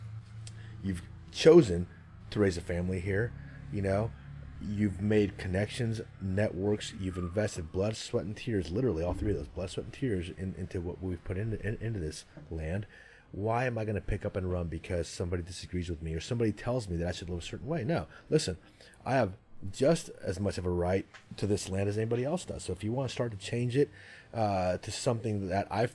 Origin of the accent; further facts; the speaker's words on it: Santa Rosa, California, United States; also born or lived in San Mateo, California; I grew up in Santa Rosa, California, in Sonoma County, but we lived in San Mateo for 1 year